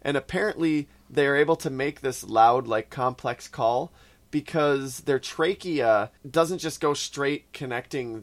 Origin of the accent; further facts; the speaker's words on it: Canada; I'm Canadian